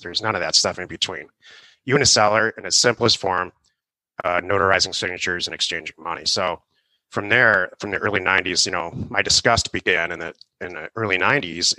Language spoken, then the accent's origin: English; Detroit, Michigan, United States; also born or lived in California; now in Arizona, United States; I grew up in Detroit, actually, and right out of college, Michigan State